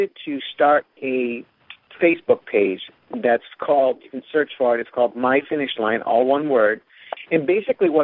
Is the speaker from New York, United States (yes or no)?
no; North Attleboro, Massachusetts, United States; I'm from North Attleboro, Mass.